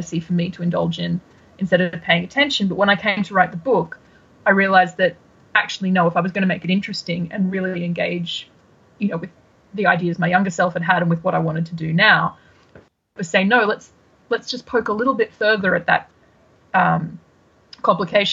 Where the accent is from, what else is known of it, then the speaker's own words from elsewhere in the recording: Australia; also born or lived in Brisbane, Australia / United Kingdom; as an Australian, there is something particularly delightful about throwing off Brits and Americans with various Aussie phrases